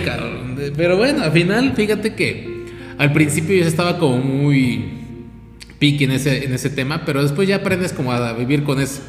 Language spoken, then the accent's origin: Spanish; Mexico; Nosotros como mexicanos